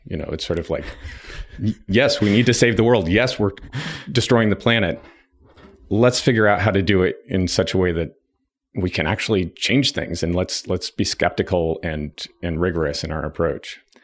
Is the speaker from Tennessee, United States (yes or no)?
no; Nevada City, California, United States; born or raised there; also born or lived in Berkeley, California